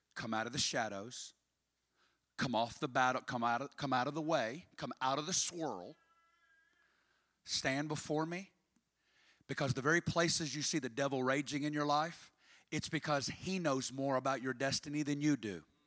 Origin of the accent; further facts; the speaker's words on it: Arkansas, United States; I'm from Arkansas